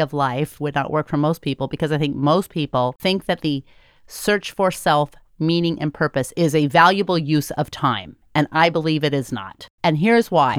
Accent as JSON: {"language": "English", "country": "United States", "said": "as an American"}